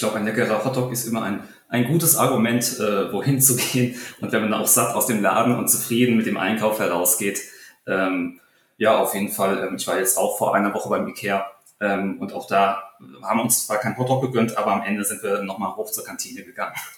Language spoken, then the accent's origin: German; Taunus, Hesse, Germany; meine Heimat, den Taunus